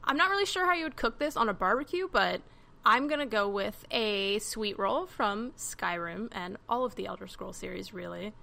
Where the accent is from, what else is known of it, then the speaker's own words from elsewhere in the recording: Maryland, United States; I'm from Maryland.